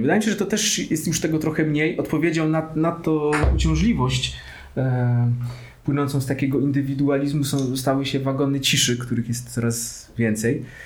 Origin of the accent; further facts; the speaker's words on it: Katowice, Silesian Voivodeship, Poland; moved away as an adult; now in Kraków, Poland; Pochodzę z Katowic, więc tych pociągów w ogóle jest dość dużo w naszej okolicy.